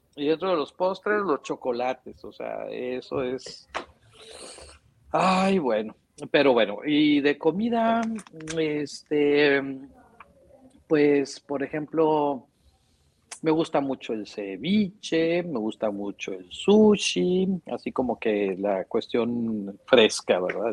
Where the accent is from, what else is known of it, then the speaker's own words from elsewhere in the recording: Monterrey, Nuevo León, Mexico; nací aquí en Monterrey, este, soy regiomontano de nacencia y de corazón, este, tengo toda mi vida viviendo aquí